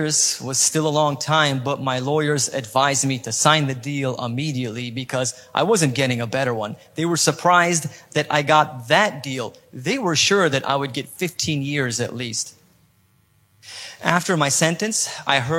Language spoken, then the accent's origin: English; California, United States; accent: perfect American accent; moved away as an adult; now in Poland; Even though I was born in Poland, I felt more like an American because I was raised in California.